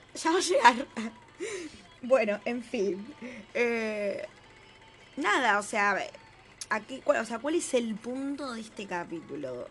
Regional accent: Greater Buenos Aires, Argentina; la persona que vive en el conurbano, ¿entendés? Tipo, eh, como, qué sé yo, nosotros

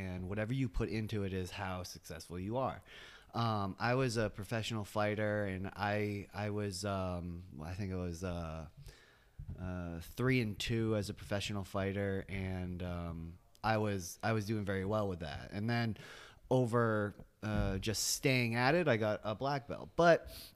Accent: South Portland, Maine, United States; now in Biddeford, United States; I grew up in South Portland

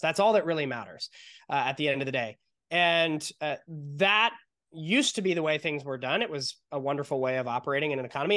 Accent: San Diego, California, United States; we're from San Diego, California

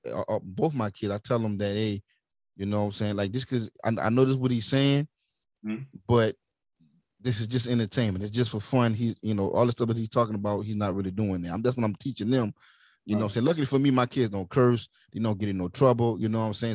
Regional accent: Centerville, United States; I get back to Centerville to my hometown

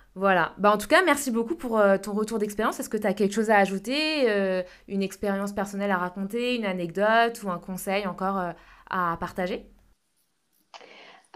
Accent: France; accent: French; moved away; avec mon accent français

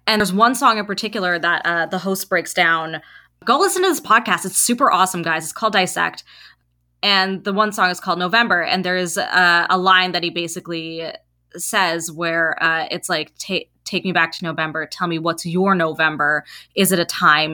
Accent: Canada; we're first and second generation Canadians

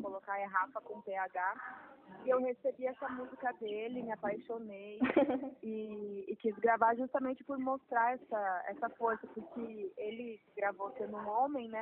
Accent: interior of Rio Grande do Sul, Brazil; eu venho do interior do Rio Grande do Sul

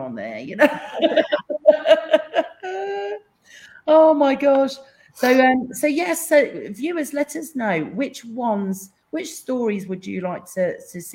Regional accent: England, United Kingdom; I'm English

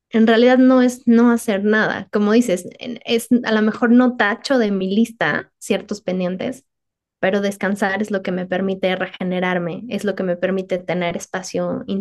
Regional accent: Mexico City, Mexico; que yo crecí en la Ciudad de México, entonces entiendo perfectamente esto

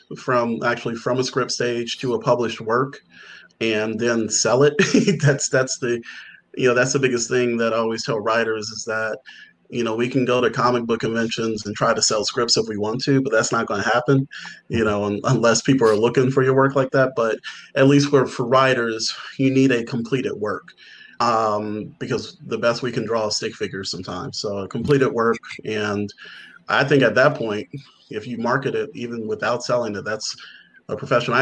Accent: Chicago, Illinois, United States; now in Atlanta, United States; I was born on Super Bowl Sunday in the south side of Chicago

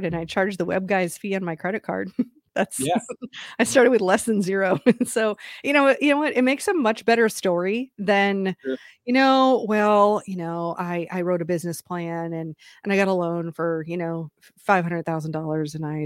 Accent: Waterloo, Iowa, United States; also born or lived in Idaho; now in North Carolina, United States; I grew up in Waterloo, Iowa

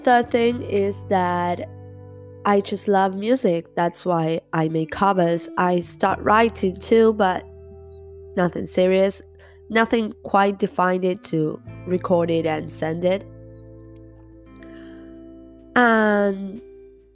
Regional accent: Argentina; first language Spanish; English is a second language; I'm from Argentina. So yeah, English not my first language. Spanish is.

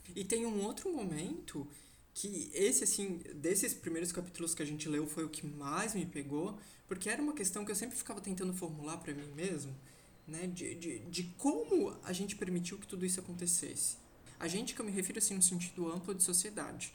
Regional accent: Brazil; como brasileiro vivente

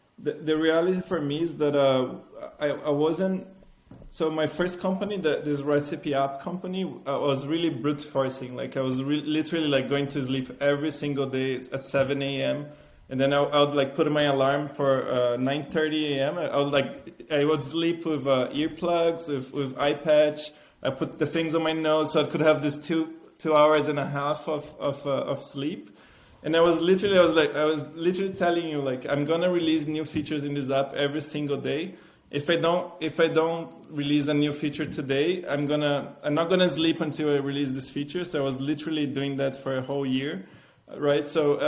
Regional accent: Italy; I'm passionate about food. I came from Italy.

